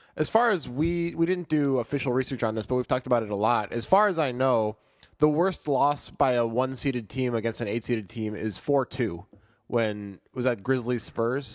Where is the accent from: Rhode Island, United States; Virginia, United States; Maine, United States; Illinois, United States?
Illinois, United States; Chicago; I'm, of course, from Chicago